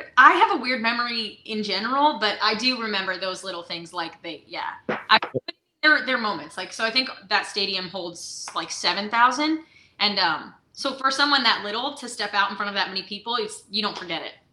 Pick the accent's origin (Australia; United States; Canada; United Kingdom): United States; Beacon, New York; now in Nashville, United States; I'm originally from Beacon, New York